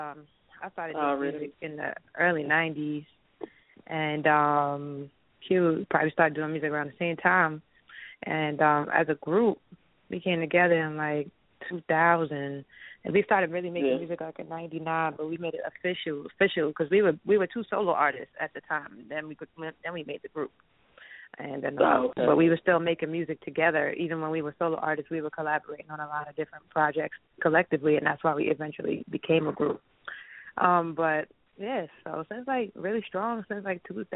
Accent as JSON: {"language": "English", "town": "Mount Vernon", "region": "New York", "country": "United States", "said": "we're from Mount Vernon, New York."}